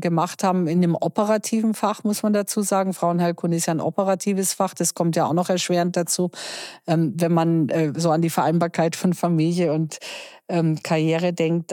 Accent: Germany; bei uns in Deutschland

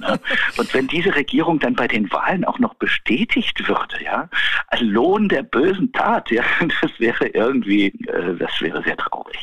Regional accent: Berlin, Germany; also born or lived in Brandenburg; als Berliner äh, in Brandenburg gemeldet

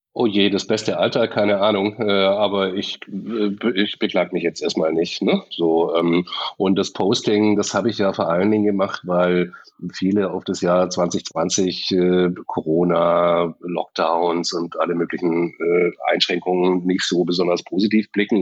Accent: Stuttgart, Baden-Württemberg, Germany; ich bin in Stuttgart aufgewachsen

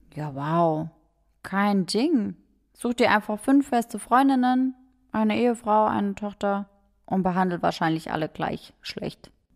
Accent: Germany; bei uns in Deutschland

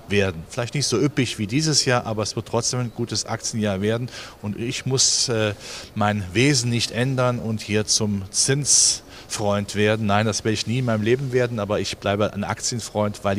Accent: Germany; wir sind ja Deutsche, wir haben ja schon das Stabilitätsgehen mit der Muttermilch aufgenommen.

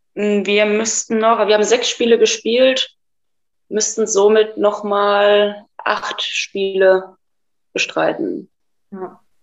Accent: Germany; bei uns in Deutschland

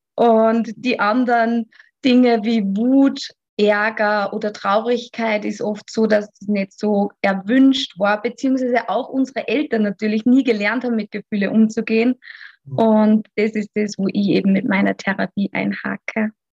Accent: Austria; Ich komme aus dem wunderschönen Österreich

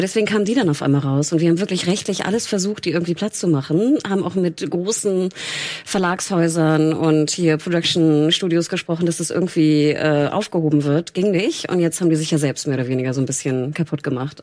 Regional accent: the North, Northern Germany, Germany; ich bin aus dem Norden

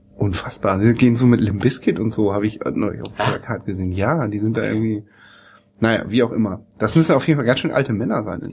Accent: East Frisia, Lower Saxony, Germany; moved away; in dem Ort, wo ich groß geworden bin, gibt's gar keine Schule, deswegen muss ich nach Wittmund, nach Ostfriesland

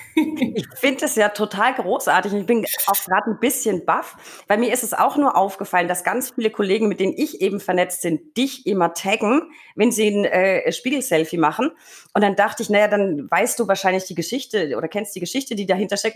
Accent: Franconia, Bavaria, Germany; bei uns in Franken

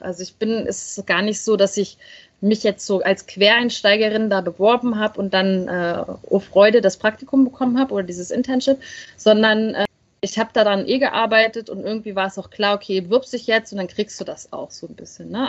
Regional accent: Berlin, Germany; ich komme ja aus dem Ostteil von Deutschland, aus Ostberlin.

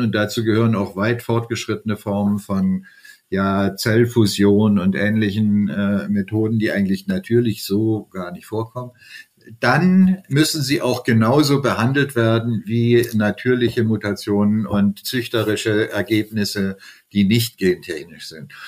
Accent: Germany; hier bei uns in Deutschland

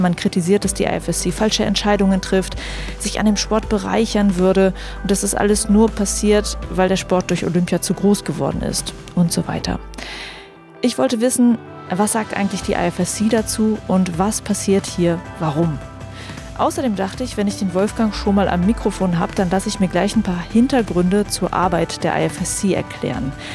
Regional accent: Germany; Bei uns in Deutschland

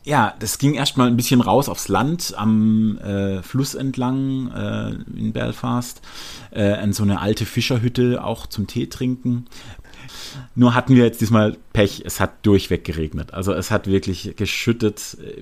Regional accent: Germany; als Deutscher

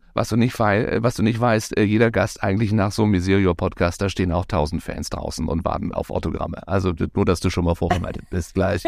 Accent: Baden-Baden, Baden-Württemberg, Germany; Ich bin in Baden-Baden geboren

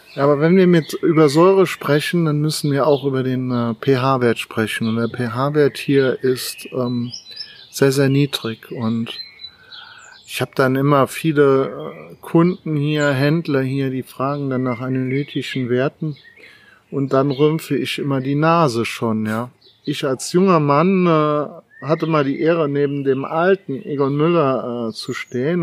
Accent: Germany; wir heutzutage als Deutsche

